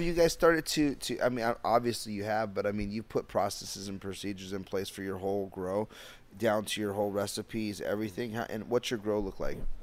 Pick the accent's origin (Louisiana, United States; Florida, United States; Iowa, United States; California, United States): California, United States; Downey; I'm from Downey